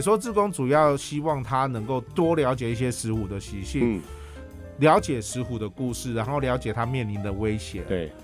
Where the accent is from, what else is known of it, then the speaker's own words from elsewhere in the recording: Miaoli County, Taiwan; 我们苗栗近年来当然是比较少所谓的大型开发